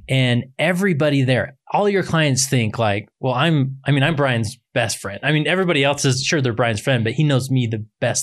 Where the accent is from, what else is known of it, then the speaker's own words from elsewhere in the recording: West Valley City, Utah, United States; also born or lived in Stansbury Park, Utah; I grew up in West Valley City